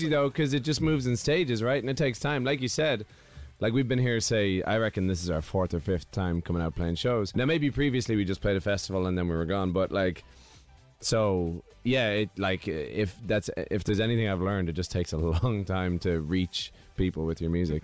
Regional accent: Ireland; moved away; where I grew up, it's it's just fields on one side and forest

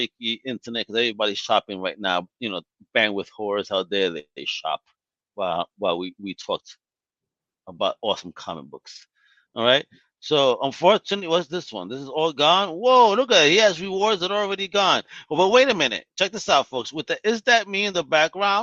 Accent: New York, United States; growing up in New York in the 90s.

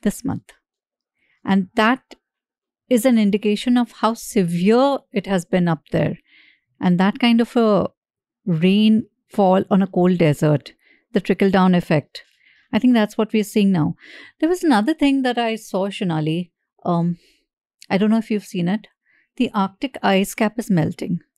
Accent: Mumbai, Maharashtra, India; I grew up in Bombay

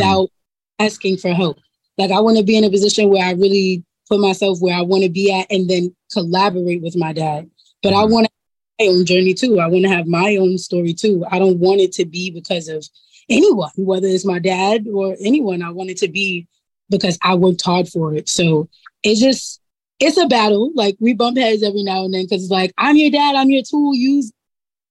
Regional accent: New York City, New York, United States; I'm growing up in Harlem. I go to school. I go to public

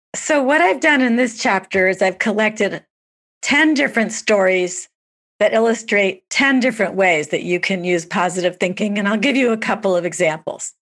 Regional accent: New York, United States; I'm a New Yorker

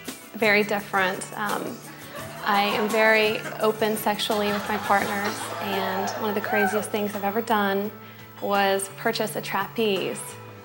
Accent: Kansas, United States; I am from Kansas.

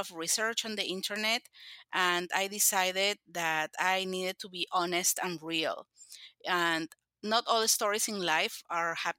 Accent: Lima, Peru; now in Oklahoma, United States; I live in Oklahoma. I am originally from Peru

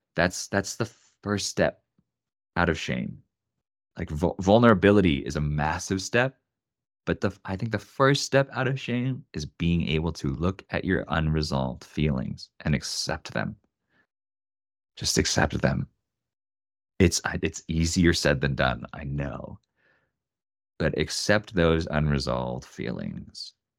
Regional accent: Oregon, United States; now in Denver, United States; I'm from Oregon, I have an Oregon phone number, I live in Denver, Colorado

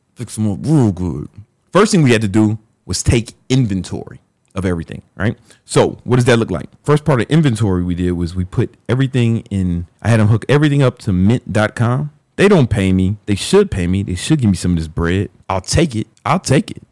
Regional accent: Chicago, Illinois, United States; when I was growing up in South Side of Chicago

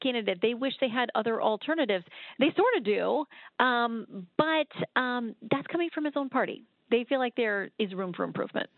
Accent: Florida, United States; I grew up in Florida

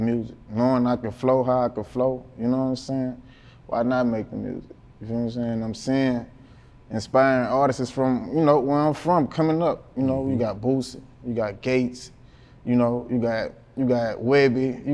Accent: Baton Rouge, Louisiana, United States; North Baton Rouge. I'm from Banks.

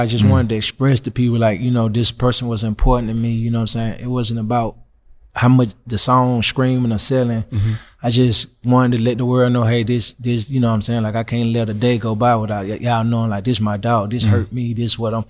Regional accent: Alabama, United States; moved away; also born or lived in Atlanta; Going from Atlanta back to my hometown. This 03? Those were my three. No, from Atlanta to Alabama, where my granddaddy stayed in 1017.

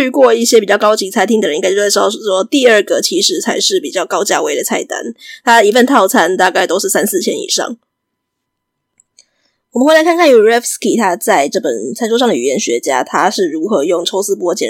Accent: Taiwan; 我们大部分是在台湾是学美式英语长大的嘛，所以我们就会很自然学到一个词叫做 appetizer

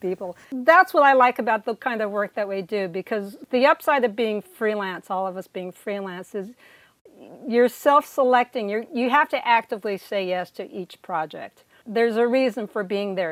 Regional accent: California, United States; moved away as an adult; also born or lived in Silicon Valley / Oberlin, Ohio; now in Connecticut, United States; I was born and raised in California

